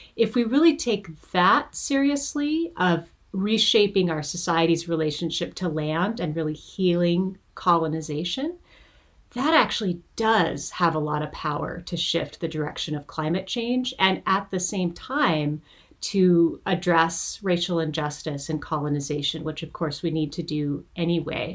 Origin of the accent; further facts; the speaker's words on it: Montana, United States; now in California, United States; I was born and raised in Montana.